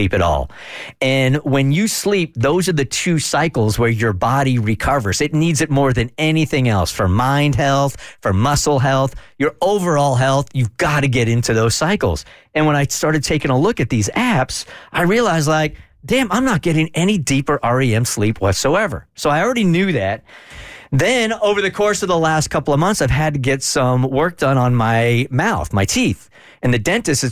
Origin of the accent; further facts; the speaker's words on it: California, United States; I grew up in California, as an undersized kid